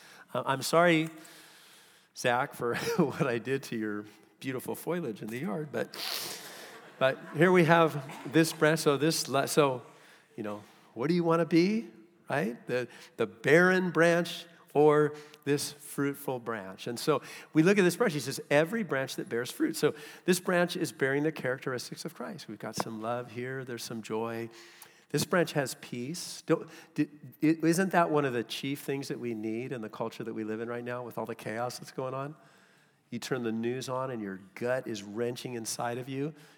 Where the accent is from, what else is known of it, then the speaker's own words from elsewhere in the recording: California, United States; I came from Southern California, and Southern California is an arid climate